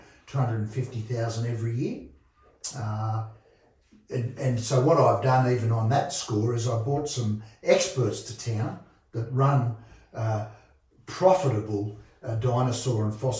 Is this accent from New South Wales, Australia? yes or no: yes; Sydney, New South Wales, Australia; moved away as an adult; now in Bathurst, Australia; Yeah, look, I came from Sydney in the late 60s.